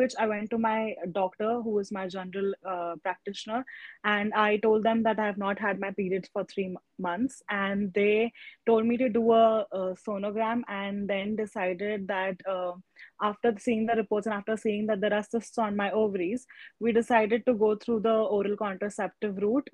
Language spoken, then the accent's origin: English; Pune, Maharashtra, India; I am from Pune